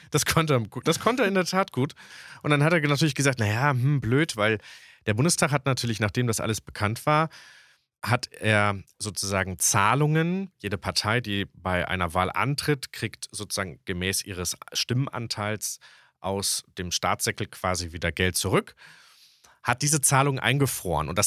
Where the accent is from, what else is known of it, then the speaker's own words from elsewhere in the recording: West Germany, Germany; weil ich bin ja tatsächlich äh, in Westdeutschland aufgewachsen, aber meine Familie war in Ostdeutschland.